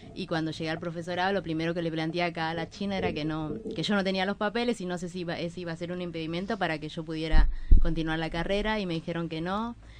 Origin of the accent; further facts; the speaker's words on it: Bolivia; moved away as an adult; now in Buenos Aires, Argentina; soy boliviana eh, hace 14 años que iba acá, y había terminado la secundaria en Bolivia